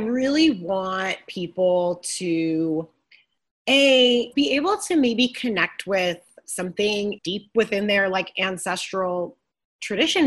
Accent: Midwest, United States; I'm from the Midwest

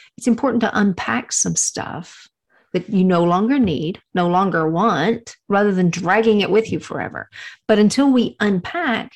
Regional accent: Texas, United States; I'm from Texas. And my grandparents had a ranch.

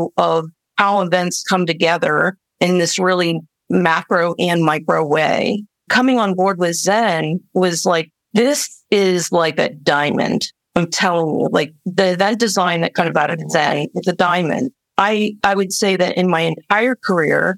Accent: Midwest, United States; I am like this Midwestern person

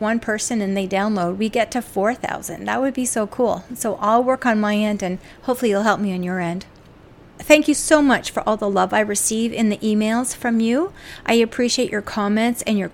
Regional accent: Canada; as a Canadian myself

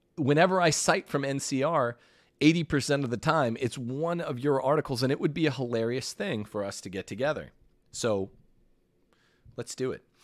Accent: California, United States; moved away as an adult; now in Mississippi, United States; my home state of California

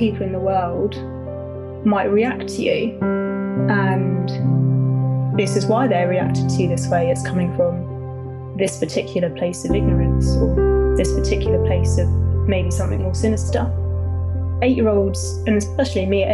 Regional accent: Bedford, East of England, United Kingdom; growing up in Bedford, which was, well, when I was growing up, was a predominantly white area

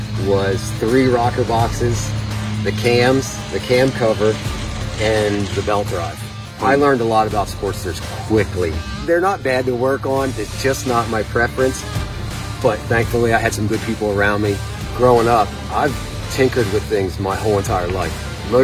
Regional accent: Cherry Hill, Pennsylvania, United States; I'm from Cherry Hill, Pennsylvania.

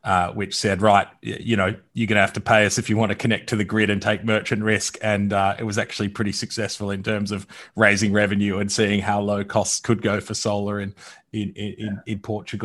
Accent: Victoria, Australia; my home state

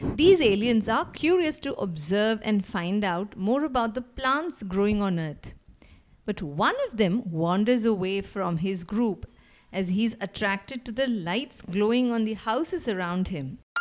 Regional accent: India; I'm from India.

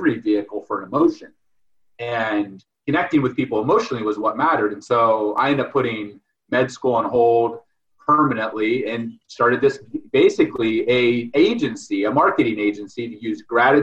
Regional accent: Delroy, Ohio, United States; I grew up in Ohio, you know, Midwest farm boy.

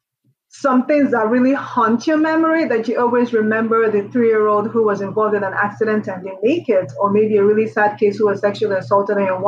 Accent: Nigeria; moved away as an adult; also born or lived in New York, United States; now in Columbus, United States; I am originally Nigerian. I was born, raised in Nigeria, did up until my medical school in Nigeria.

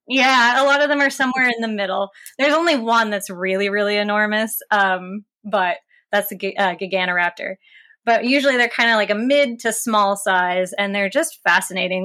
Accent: West Virginia, United States; growing up in West Virginia

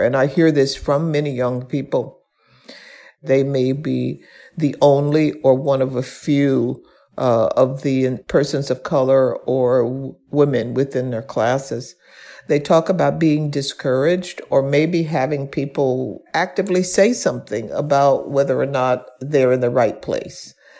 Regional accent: Birmingham, Alabama, United States; I was born and raised in Birmingham, Alabama.

